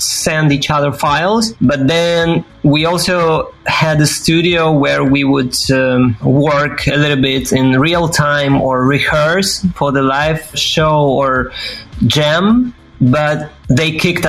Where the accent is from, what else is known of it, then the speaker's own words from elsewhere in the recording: Kyiv, Ukraine; English is a second language; moved away as an adult; now in Berlin, Germany; in Ukraine, in my hometown, Kyiv